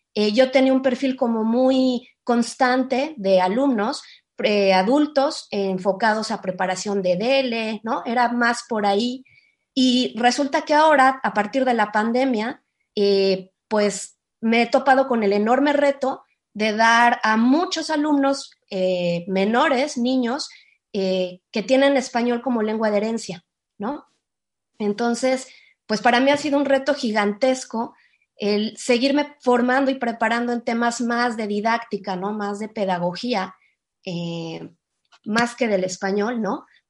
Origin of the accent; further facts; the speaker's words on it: Mexico; Yo estoy en México, yo soy mexicana